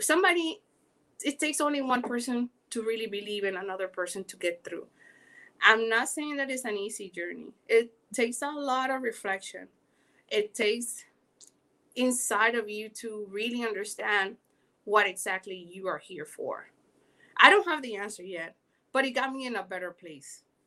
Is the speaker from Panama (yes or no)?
yes; Panama; accent: Caribbean; also born or lived in Miami, United States; now in Los Angeles, United States; I am originally from Panama. Yes, that's why I have this accent going on, Caribbean.